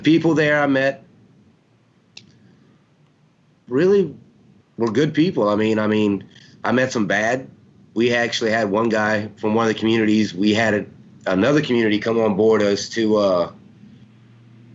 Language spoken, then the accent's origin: English; United States; I'm half Mexican, I'm half Irish, but I'm 100% American